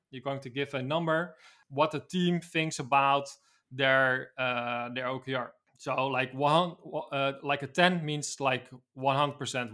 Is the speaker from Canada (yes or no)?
no; Netherlands; I'm from the Netherlands, a city close to Amsterdam.